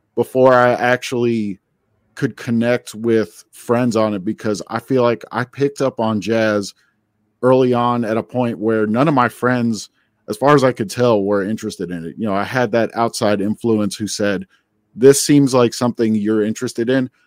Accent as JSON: {"language": "English", "region": "New Jersey", "country": "United States", "tie": "born or raised there", "also_born_or_lived": "Queens, New York", "said": "I grew up in New Jersey"}